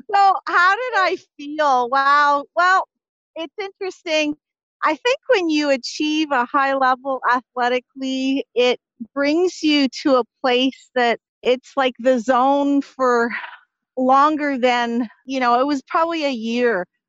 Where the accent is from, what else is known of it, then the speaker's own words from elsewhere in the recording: Ottawa, Ontario, Canada; also born or lived in Montreal; I grew up in Ottawa, Ontario. I was born in Montreal, Cine Montreal. Uh, so I was most of my upbringing was in Ottawa